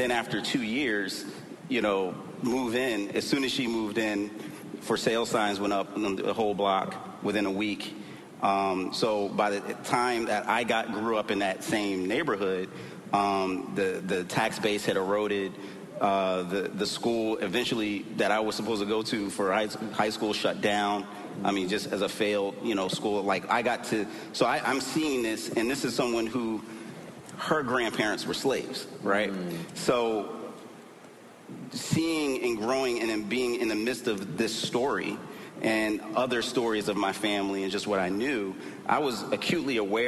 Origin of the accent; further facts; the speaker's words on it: Philadelphia, Pennsylvania, United States; born and raised in Philly